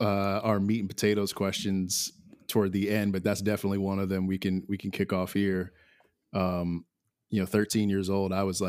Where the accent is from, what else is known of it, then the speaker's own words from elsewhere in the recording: Willingboro, New Jersey, United States; Home is South Jersey. So you're about 45 minutes from my hometown.